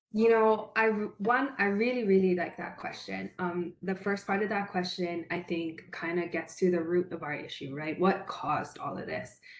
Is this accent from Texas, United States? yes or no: no; Paia, Hawaii, United States; also born or lived in Makawao, Hawaii; I'm born and raised in Paia, and now I live in Makua with my husband and my four children.